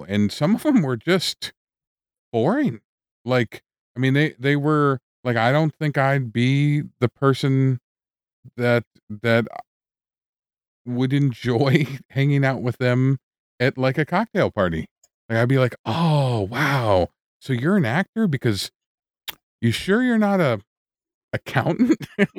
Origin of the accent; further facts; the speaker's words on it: Wisconsin, United States; I wouldn't hang out with Dahmer. Like, there's nothing we're both from Wisconsin.